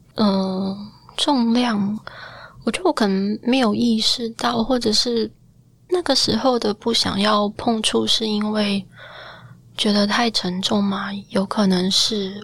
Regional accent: Taiwan; 我作为一个台湾人

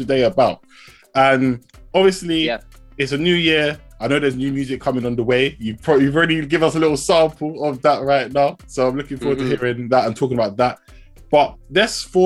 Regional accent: England, United Kingdom; I'm English, or we could say British here

